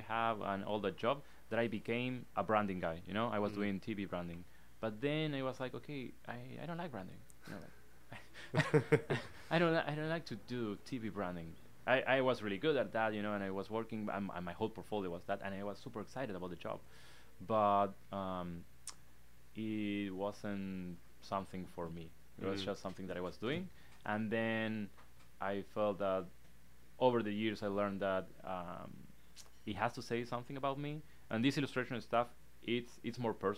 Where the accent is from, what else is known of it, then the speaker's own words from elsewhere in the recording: Argentina; English is a second language; moved away as an adult; now in Los Angeles, United States; I come from Latin America, and that I feel it's a big part of me